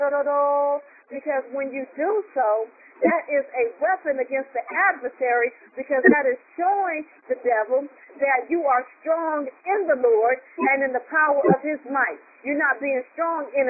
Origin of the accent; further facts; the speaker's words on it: Southern California, United States; I'm from Southern California. I've been in some earthquakes